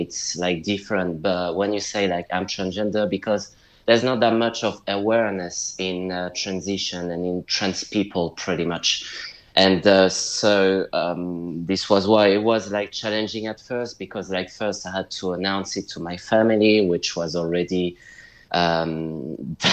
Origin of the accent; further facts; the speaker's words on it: United Kingdom; also born or lived in France / London; I'm a British-French writer, but more British than French. I'm living in London, so United Kingdom.